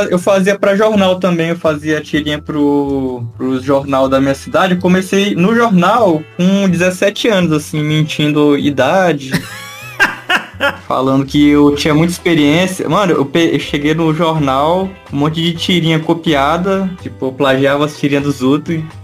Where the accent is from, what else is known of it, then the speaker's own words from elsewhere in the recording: Pará, Brazil; moved away as an adult; now in São Paulo, Brazil; Sou, Parazão. Faz tempo que você veio pro São Paulo? Cara, eu saí do Pará em 2015 mas em São Paulo eu cheguei em 2019